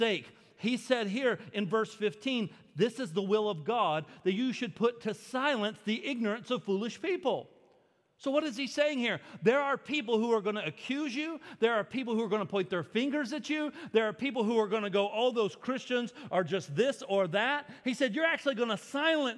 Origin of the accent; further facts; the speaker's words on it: United States; I'm an American